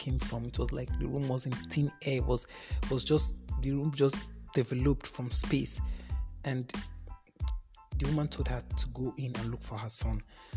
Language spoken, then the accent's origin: English; Okene, Kogi, Nigeria; Okene, which is my hometown